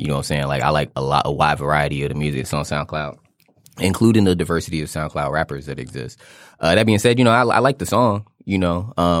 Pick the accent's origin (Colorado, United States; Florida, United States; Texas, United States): Florida, United States; Fort Lauderdale; I'm from Fort Lauderdale, Florida.